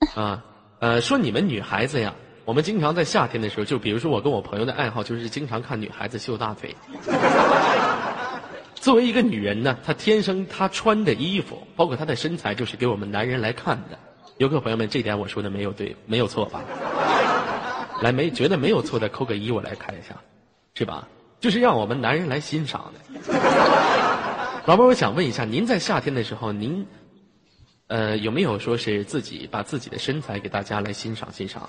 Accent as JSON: {"language": "Chinese", "region": "Inner Mongolia", "country": "China", "said": "我来自于非常美丽的内蒙古大草原"}